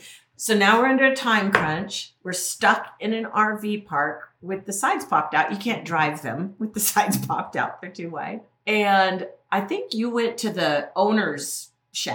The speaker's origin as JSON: {"language": "English", "region": "Colorado", "country": "United States", "said": "So we're from Colorado to Massachusetts a long way."}